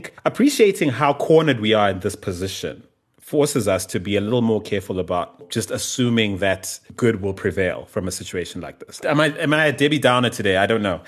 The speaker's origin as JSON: {"language": "English", "region": "Bulawayo", "country": "Zimbabwe", "tie": "born or raised there", "moved": "yes", "lives_now": "South Africa", "said": "my hometown of Bulawayo"}